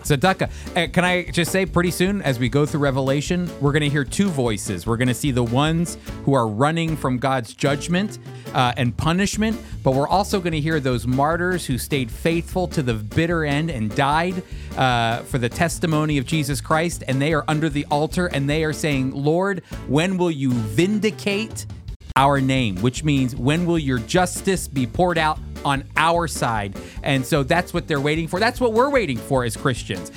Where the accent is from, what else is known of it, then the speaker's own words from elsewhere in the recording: United States; As an American